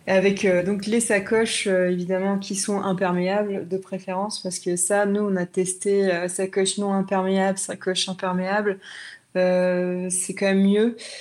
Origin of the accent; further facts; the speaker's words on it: Brittany, France; ma Bretagne natale, de partir de, chez moi, de là où je suis née, de là où j'ai grandi